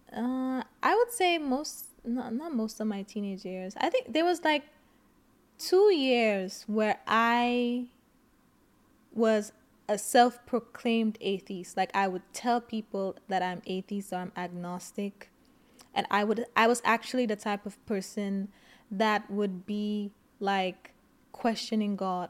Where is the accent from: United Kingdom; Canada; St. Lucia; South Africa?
St. Lucia; I grew up in Saint Lucia.